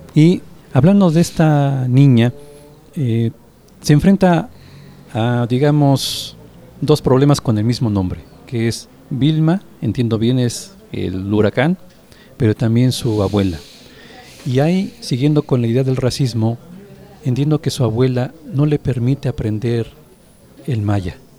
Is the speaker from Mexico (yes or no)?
yes; Mexico; nosotros como mexicanos